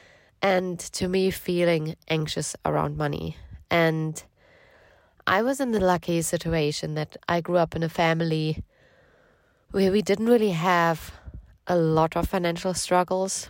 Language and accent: English; Germany; now in United Kingdom; I'm from Germany originally, but we both live in the UK right now